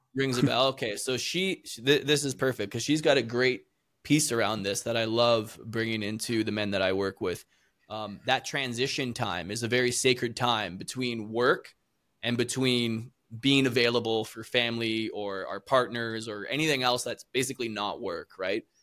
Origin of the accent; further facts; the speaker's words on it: Canada; also born or lived in South America; I'm originally from Canada